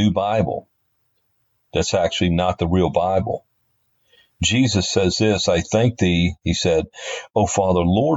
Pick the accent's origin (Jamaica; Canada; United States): United States; New Orleans, Louisiana; I was born and raised in Louisiana, New Orleans